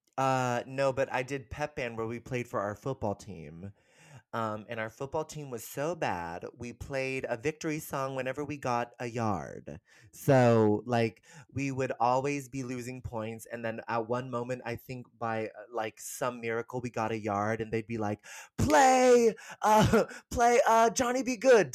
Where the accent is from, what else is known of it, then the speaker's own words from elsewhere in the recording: San Rafael, California, United States; moved away as an adult; also born or lived in New York; I'm originally from San Francisco, um, the Bay Area, kind of a suburb outside of San Francisco called San Rafael. And I grew up there.